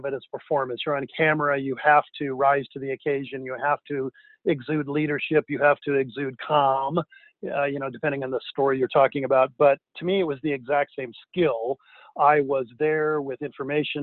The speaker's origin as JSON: {"language": "English", "town": "Denver", "region": "Colorado", "country": "United States", "tie": "born or raised there", "said": "I grew up in Denver"}